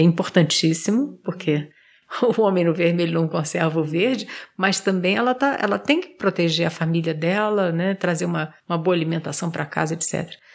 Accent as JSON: {"language": "Portuguese", "country": "Brazil", "said": "nós somos brasileiros"}